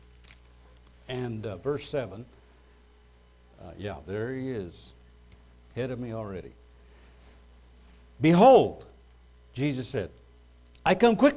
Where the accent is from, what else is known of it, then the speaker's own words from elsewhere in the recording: United States; as an American, we have citizenship rights